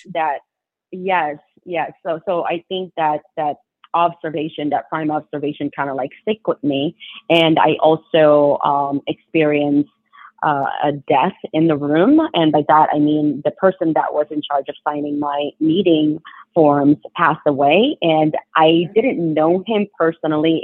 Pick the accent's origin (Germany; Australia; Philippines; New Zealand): Philippines; moved away; I was born in the Philippines